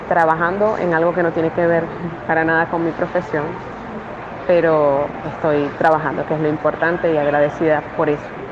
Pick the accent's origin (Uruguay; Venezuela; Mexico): Venezuela; now in Ecuador; yo estoy en Ecuador, somos venezolanos.